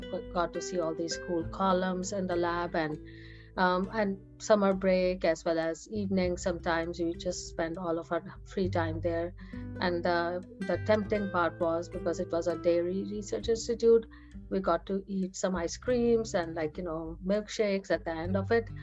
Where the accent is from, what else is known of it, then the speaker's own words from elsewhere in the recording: India; moved away as an adult; now in United States; I was born in India. I was, and we used to live in not a very huge city. We used to live very close to New Delhi